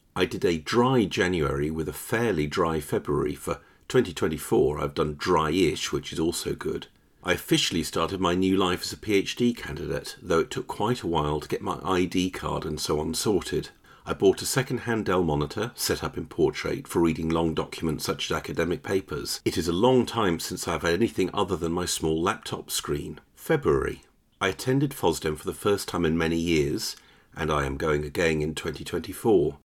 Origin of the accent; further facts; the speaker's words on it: York, Yorkshire and the Humber, United Kingdom; moved away; also born or lived in Kingston; I visited York with my daughter for an open day in the University Chemistry Department, and I also visited the tiny house where I was born on School Lane